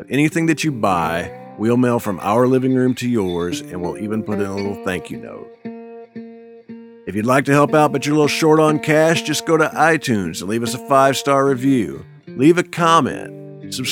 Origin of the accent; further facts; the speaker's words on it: Indianapolis, Indiana, United States; I grew up in Indianapolis, and Dick the Bruiser was our hero and champion also.